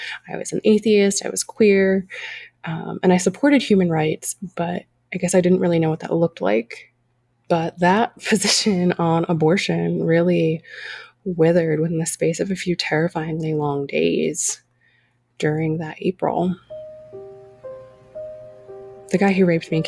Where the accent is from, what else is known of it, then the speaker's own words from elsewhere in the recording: California, United States; I grew up in California, granddaughter of immigrants